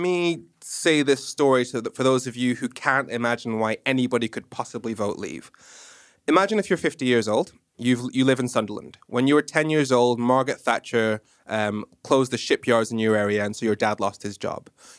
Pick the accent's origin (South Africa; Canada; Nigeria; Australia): Nigeria; accent: messed up; Nigerian. I watched way too much American TV, primarily Kenan and Kel and Fresh Prince of Bel-Air, hence my messed up accent.